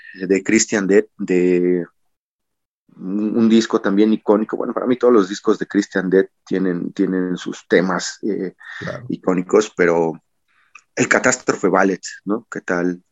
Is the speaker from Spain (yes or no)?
no; Mexico